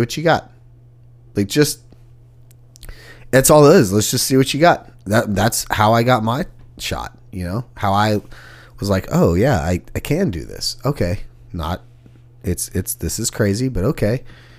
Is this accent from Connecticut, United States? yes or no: no; Sugar Land, Texas, United States; now in Nashville, United States; Just south of Houston, Texas, in a big-ass city called Sugarland. No relation to the band.